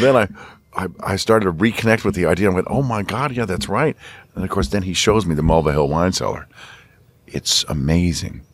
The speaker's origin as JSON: {"language": "English", "country": "U.S. Virgin Islands", "tie": "born or raised there", "moved": "yes", "said": "I was born in Saint Thomas"}